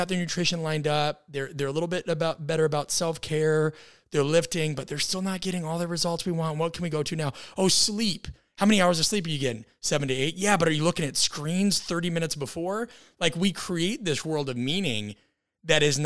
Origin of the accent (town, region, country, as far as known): Midwest, United States